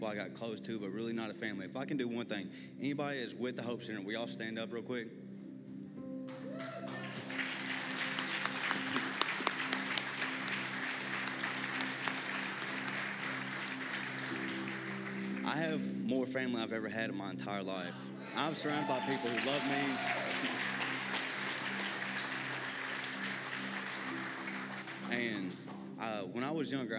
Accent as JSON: {"language": "English", "town": "Nashville", "region": "Tennessee", "country": "United States", "tie": "born or raised there", "said": "I was born and raised in Nashville, Tennessee."}